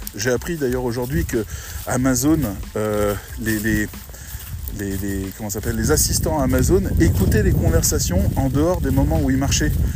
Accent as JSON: {"language": "French", "country": "France", "said": "on est des Français"}